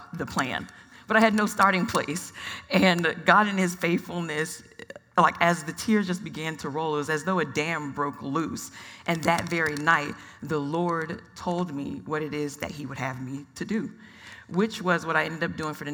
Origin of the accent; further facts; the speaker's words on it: Atlanta, Georgia, United States; now in Phoenix, United States; I'm a first-generation Nigerian-American. I was born in Atlanta, Georgia